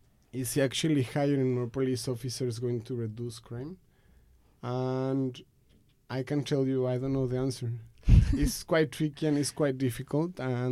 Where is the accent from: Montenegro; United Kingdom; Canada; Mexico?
Mexico; English is a second language; moved away as an adult; First things first is that I'm from Mexico and I grew up there. I lived there for 20-something years.